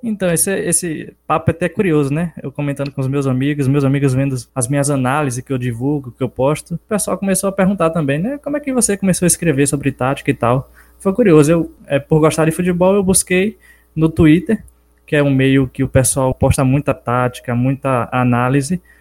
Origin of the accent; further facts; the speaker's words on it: Capim Grosso, Bahia, Brazil; sou natural aqui de Capim Grosso, na cidade do interior da Bahia